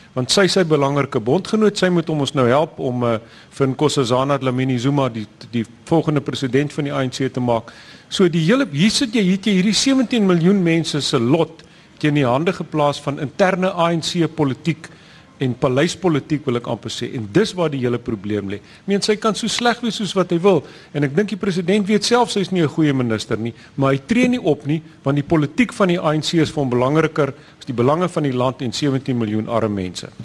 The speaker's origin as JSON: {"language": "Afrikaans", "town": "Johannesburg", "region": "Gauteng", "country": "South Africa", "said": "ek is nie in die Wes-Kaap nie. Ek kom van Johannesburg af"}